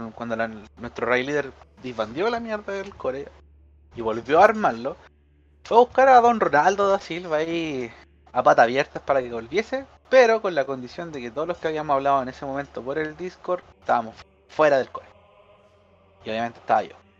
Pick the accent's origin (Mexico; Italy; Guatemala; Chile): Chile; Yo como chileno puedo huear a mi gente chilena porque chileno.